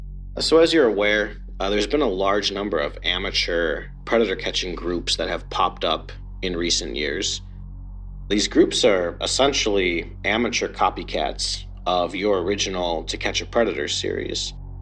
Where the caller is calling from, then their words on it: Phoenix, Arizona, United States; I'm calling from Phoenix, Arizona.